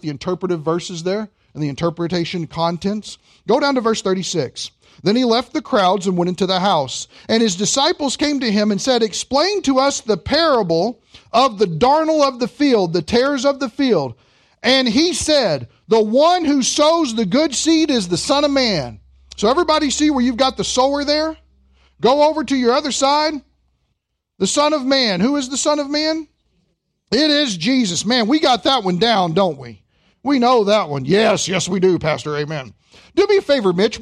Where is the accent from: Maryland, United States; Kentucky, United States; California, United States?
Kentucky, United States; I'm from Kentucky